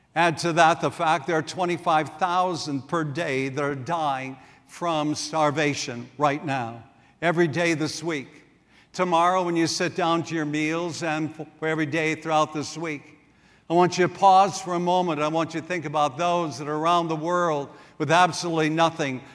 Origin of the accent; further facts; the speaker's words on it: South Dakota, United States; moved away; also born or lived in Wisconsin; I grew up in South Dakota, and over the years, I made many trips back there to see my family